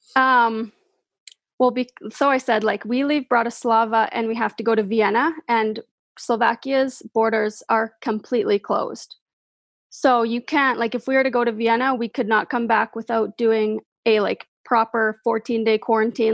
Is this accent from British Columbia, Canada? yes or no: no; Moose Jaw, Saskatchewan, Canada; I'm from Moose Jaw